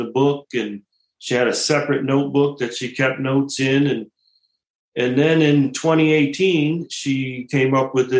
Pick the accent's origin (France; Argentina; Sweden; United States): United States; Pinconning, Michigan; moved away as an adult; I grew up in Pinconning, Michigan, very small town in the country